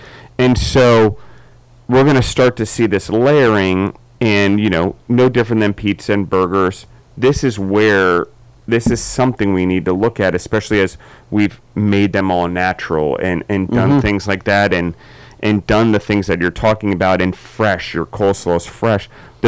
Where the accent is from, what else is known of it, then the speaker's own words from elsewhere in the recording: Maryland, United States; also born or lived in Colorado / Georgia; I'm from Maryland, so I don't quite have Southern accent. I don't quite have a New York accent, and then throw Colorado and Georgia in the mix now, and I'm all mixed up.